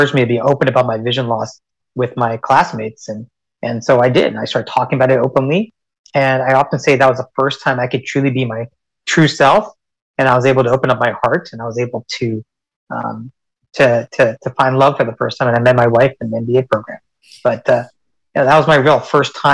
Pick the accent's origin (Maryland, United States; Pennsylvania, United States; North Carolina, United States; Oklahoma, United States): North Carolina, United States; Cary; moved away as an adult; also born or lived in Richmond, Virginia; I was raised in North Carolina